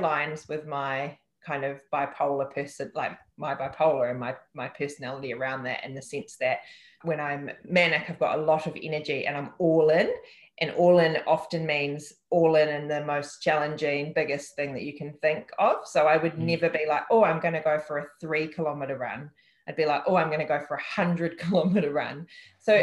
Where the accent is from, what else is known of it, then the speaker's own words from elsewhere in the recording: Upper Hutt, Wellington, New Zealand; it's my memories and my childhood and my upbringing that has made me, been part of making me who I am. So I'm just really proud to be from the place that I'm from, and that's Upper Hutt.